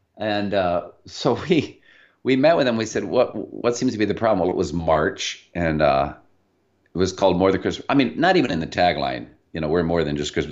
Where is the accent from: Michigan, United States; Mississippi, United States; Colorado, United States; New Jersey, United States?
Michigan, United States; Michigan, where, uh, Liz and I both hail from, you probably can't tell we're from Michigan